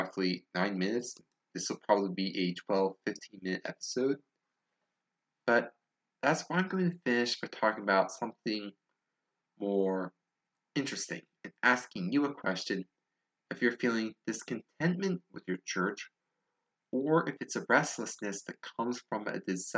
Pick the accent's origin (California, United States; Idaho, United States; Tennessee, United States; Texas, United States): Tennessee, United States; accent: southern; please forgive my horrible southern accent